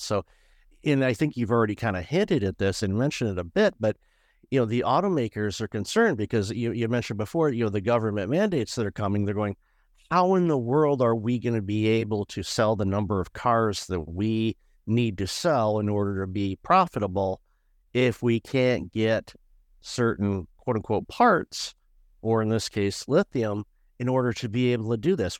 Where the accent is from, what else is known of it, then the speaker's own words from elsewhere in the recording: Detroit, Michigan, United States; I'm originally from Detroit